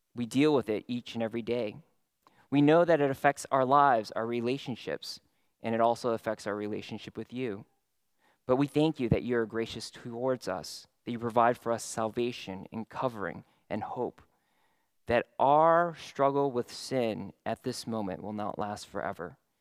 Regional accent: San Francisco Bay Area, California, United States; now in Houston, United States; growing up in the San Francisco Bay Area

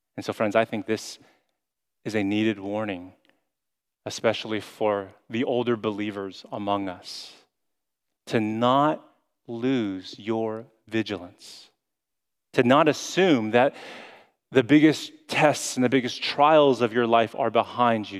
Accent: United States

